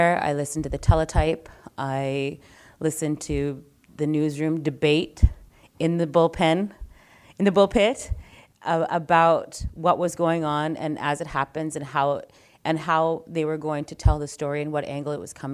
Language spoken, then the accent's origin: English; Inuvik, Northwest Territories, Canada; I'm from Inuvik Northwest Territories